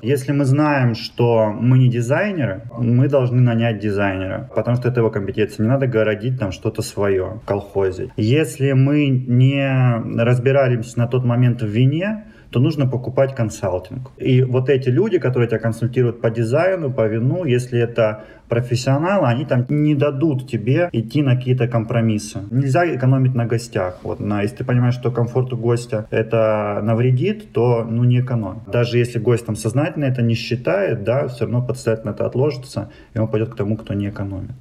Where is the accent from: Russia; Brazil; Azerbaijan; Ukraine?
Russia; Timashevsk, Krasnodar Krai; moved away as an adult; also born or lived in Moscow / Saint Petersburg; now in Rostov-on-Don, Russia; я южанин, я из Краснодарского края, столица мира города города Тимошевск